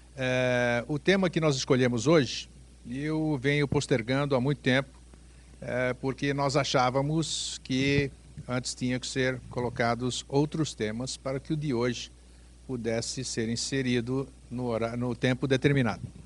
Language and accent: Portuguese; Greece; moved away; da minha terra, da Grécia